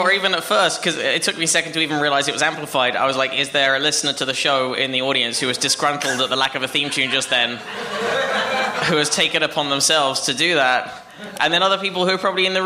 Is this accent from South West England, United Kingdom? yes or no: no; London, United Kingdom; moved away; I'm from London